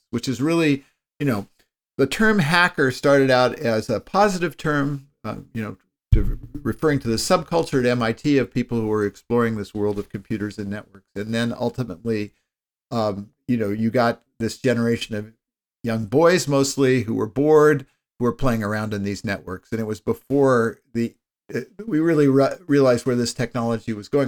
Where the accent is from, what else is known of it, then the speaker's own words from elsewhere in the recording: Palo Alto, California, United States; I grew up in Palo Alto, California